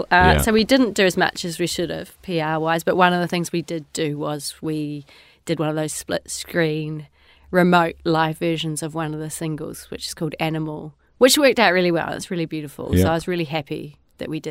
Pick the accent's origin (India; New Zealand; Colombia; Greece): New Zealand; Wanaka, Otago; also born or lived in London, United Kingdom; now in Nelson, New Zealand; I'm from Wanaka, so the deep south. Obviously, a beautiful place, and again, I was really lucky to grow up there